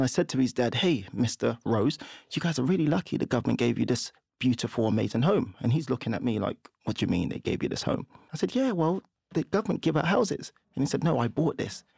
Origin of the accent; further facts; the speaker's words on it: London, United Kingdom; also born or lived in Nigeria; we grew up in Camberwell, and we had a two-bed flat. We moved from Nigeria.